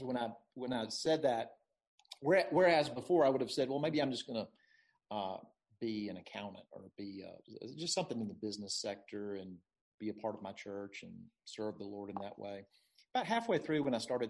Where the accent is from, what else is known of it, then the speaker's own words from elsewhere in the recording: Jackson, Mississippi, United States; moved away as an adult; also born or lived in St. Louis, Missouri; now in Greenville, United States; I'm from Jackson, Mississippi, and a family of four, have one older brother, and grew up my whole, you know, life before college in Jackson